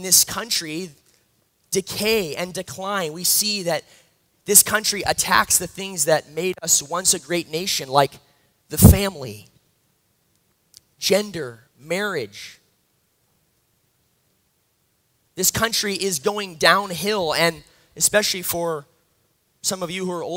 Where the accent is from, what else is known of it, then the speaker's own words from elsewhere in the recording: Massachusetts, United States; I'm from Massachusetts